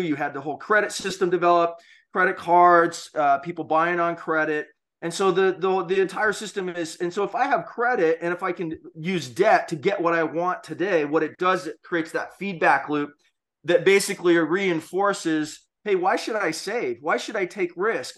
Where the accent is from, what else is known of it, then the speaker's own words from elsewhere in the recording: Hawaii, United States; growing up in Hawaii